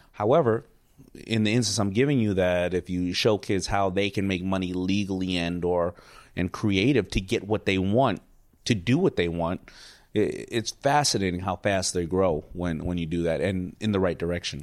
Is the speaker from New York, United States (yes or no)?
yes; New York City, New York, United States; I grew up in New York City